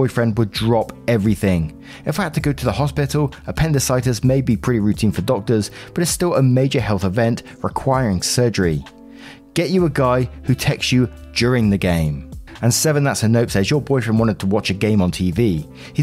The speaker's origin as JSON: {"language": "English", "region": "England", "country": "United Kingdom", "said": "I'm English as well"}